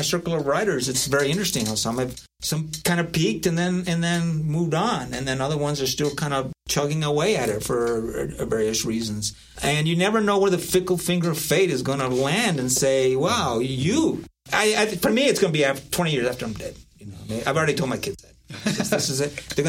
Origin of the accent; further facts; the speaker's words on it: Southern New Mexico, United States; now in Denver, United States; I'm from Southern New Mexico.